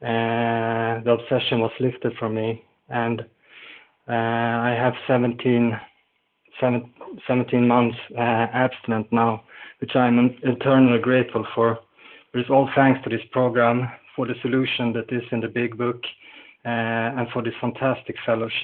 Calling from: Falun, Dalarna County, Sweden; I'm calling in from Falun in Sweden.

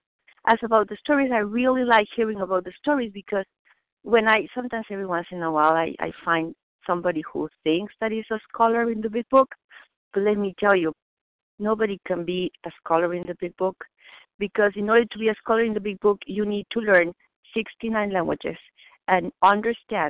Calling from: Boston, Massachusetts, United States; English is a second language; I'm calling from Boston

